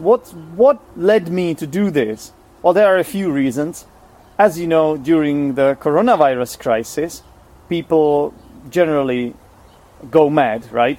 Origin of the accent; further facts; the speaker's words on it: Czechia; first language Czech; English is a second language; also born or lived in England; I'm Czech, I'm from the Czech Republic. Czech is my first language